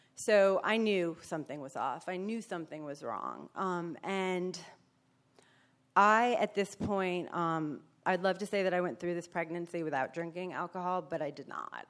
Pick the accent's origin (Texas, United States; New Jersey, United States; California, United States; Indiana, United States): New Jersey, United States; moved away; also born or lived in New York; I was Born in New York, so raised in Jersey, so I'm a Yankee